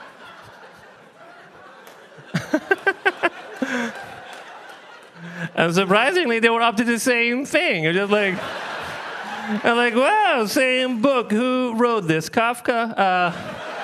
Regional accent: Libya; moved away; I'm from Libya. Originally, that's where I'm from.

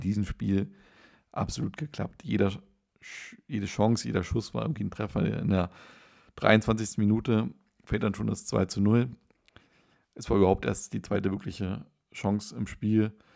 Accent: Schweinitz, Saxony-Anhalt, Germany; in meinem Heimatort in Schweinitz

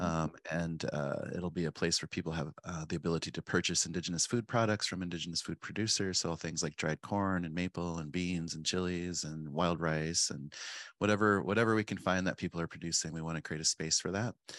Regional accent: Pine Ridge, South Dakota, United States; moved away as an adult; also born or lived in Spearfish, South Dakota / Mexico / Montana; now in Minneapolis, United States; I was born and raised on Pine Ridge Reservation, and I moved to Spearfish, um, before high school

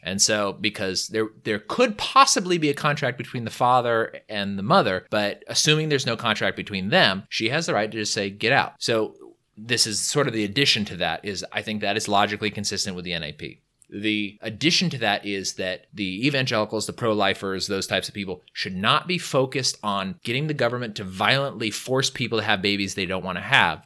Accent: California, United States; I'm from California, so we've always had a variety

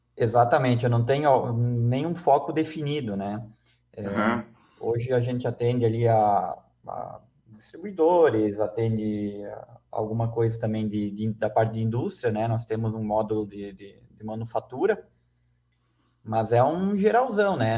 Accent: Chapecó, Santa Catarina, Brazil; Eu sou aqui de, de Chapecó, né? Então, é uma cidade que já é pequena

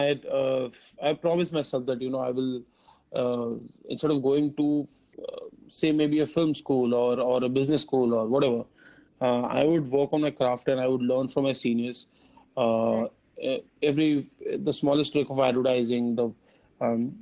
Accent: Kerala, India; moved away; also born or lived in Mumbai; I am born and brought up in Kerala. So, I mean, we lived in Kerala for a long, long time. And then we had shifted to Bombay in 2000

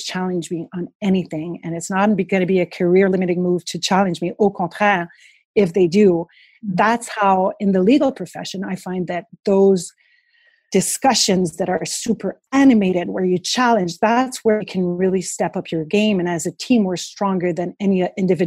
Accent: Montreal, Quebec, Canada; I was this girl from Montreal who stepped in the office in Quebec

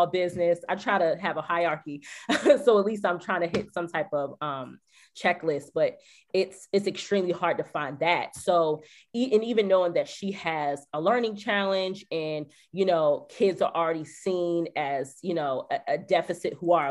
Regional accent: the North, United States; now in the South, United States; I'm from the North originally

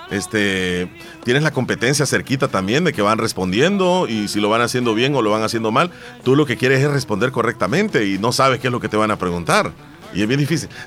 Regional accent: Terrero, La Unión, El Salvador; yo soy de Terrero.

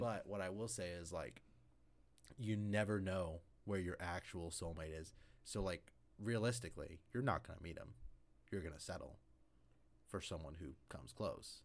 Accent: Syracuse, Kansas, United States; I grew up in Syracuse

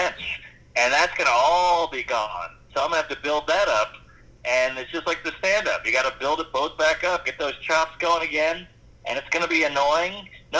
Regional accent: New Orleans, Louisiana, United States; And so it's better now, but when I was a kid, it was fucking dicey. And plus, I grew up

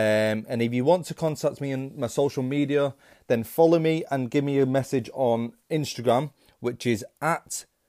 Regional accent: Manchester, North West England, United Kingdom; I'm 23 from Manchester in the UK.

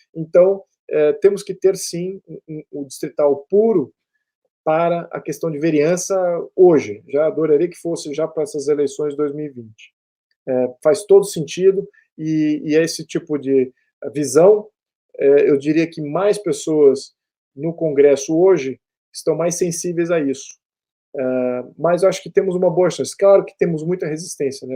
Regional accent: Brazil

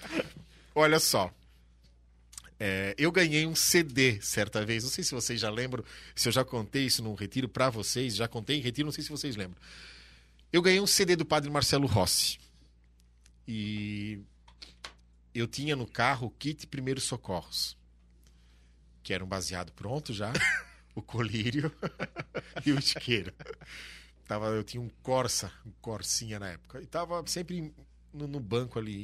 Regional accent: Brusque, Santa Catarina, Brazil; also born or lived in São Bento do Sul; E a família da minha mãe é daqui de Brusque. Então, quando os meus pais separaram, nós viemos para cá, em 85 logo depois daquela grande enchente

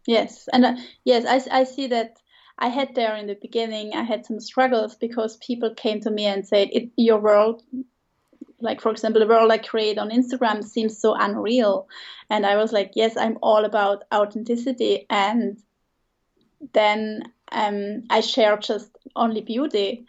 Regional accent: Switzerland; English is a second language; moved away as an adult; also born or lived in Italy; I grew up in Switzerland near the border to Germany.

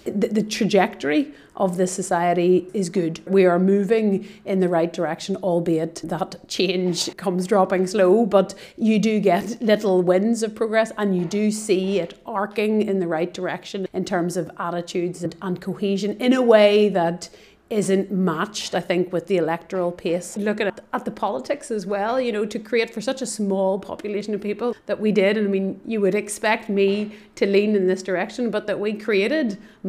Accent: Northern Ireland, United Kingdom; I'm Irish and Northern Irish

